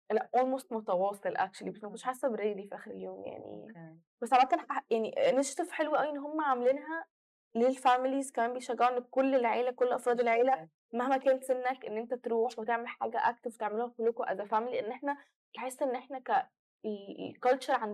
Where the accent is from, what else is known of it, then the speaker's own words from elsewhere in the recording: Egypt; احنا عندنا في مصر انت عشان تنطلقي من حته لحته بجد بت انت بتسوقي اصلا كتير يعني مكان الاماكن دايما بعيده